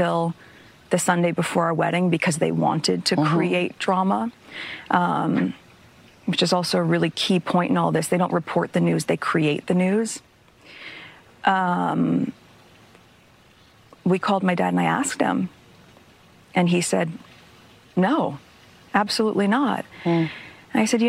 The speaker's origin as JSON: {"language": "English", "country": "United States", "said": "my being American"}